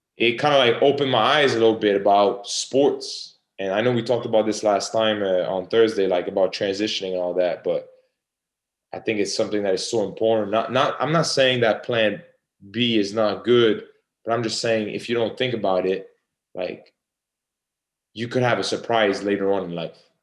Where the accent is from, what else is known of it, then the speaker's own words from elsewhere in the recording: Canada; I'm from Canada.